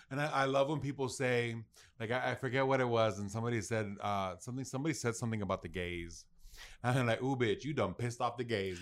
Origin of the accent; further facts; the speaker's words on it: United States; I'm proud of being American